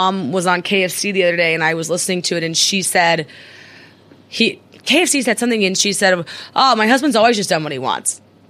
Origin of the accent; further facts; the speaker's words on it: Midwest, United States; now in New York, United States; I'm from the Midwest